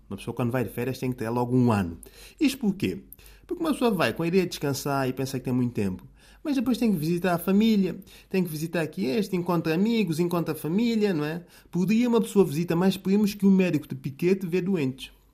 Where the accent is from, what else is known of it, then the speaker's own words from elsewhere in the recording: São Tomé, São Tomé & Príncipe; now in Portugal; São Tomé, terra natal, sítio onde eu nasci e cresci